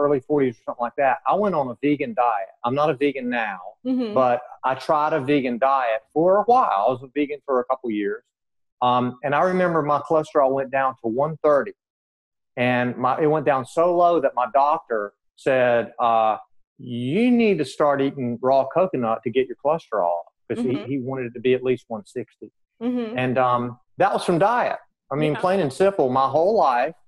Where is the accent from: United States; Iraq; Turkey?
United States; the South; I'm from the South, man. My grandparents were pig farmers, and we ate pork all the time.